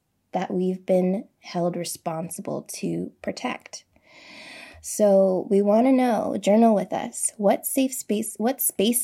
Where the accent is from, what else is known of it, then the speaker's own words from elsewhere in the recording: United States; I'm an American.